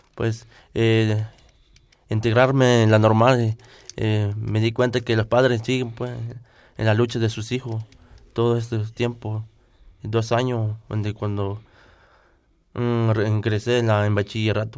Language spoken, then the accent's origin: Spanish; Acatepec, Guerrero, Mexico; first language Tlapanec (Me'phaa); Spanish is a second language; vengo de del municipio de Acatepe, del estado de Guerrero, región, montaña baja.